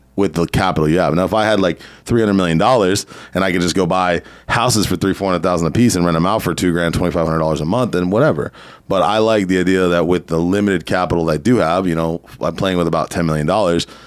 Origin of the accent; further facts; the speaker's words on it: San Diego, California, United States; also born or lived in Riverside County, California; I grew up in San Diego.